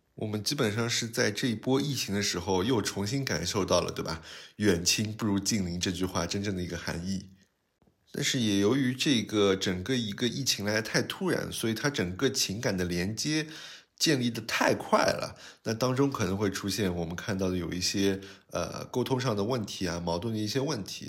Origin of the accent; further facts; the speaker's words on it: Shanghai lilong, China; 不像我们原来里弄里小时候在那边玩的时候，基本上呃家里的旁边几户人家都是非常相熟的，那甚至就是互相串门啊。我小的时候在外婆家